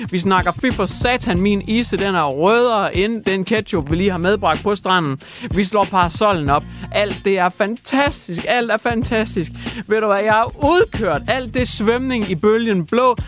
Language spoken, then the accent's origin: Danish; Hjørring, North Denmark Region, Denmark; min hjemby